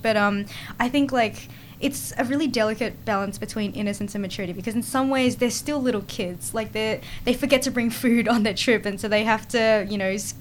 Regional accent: Australia; us in Australia

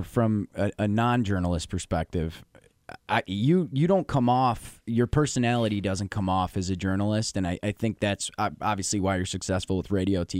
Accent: Buffalo, New York, United States; I grew up around Buffalo.

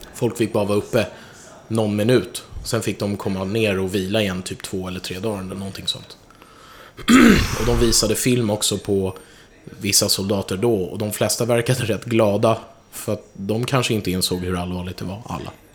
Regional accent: Stockholm, Stockholm County, Sweden; mitt kvarter där jag växte upp, Hornstull

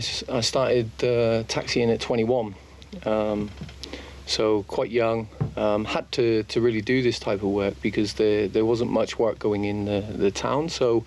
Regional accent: Plymouth, South West England, United Kingdom; moved away as an adult; now in Estonia; Yeah, in my hometown. Plymouth.

